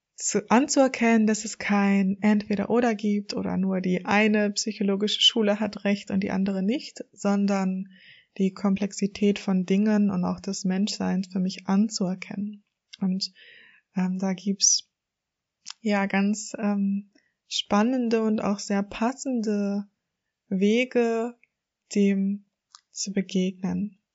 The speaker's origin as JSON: {"language": "German", "country": "Germany", "also_born_or_lived": "Hamburg", "said": "Ich komme aus der Nähe von Hamburg und lebe auch in Hamburg"}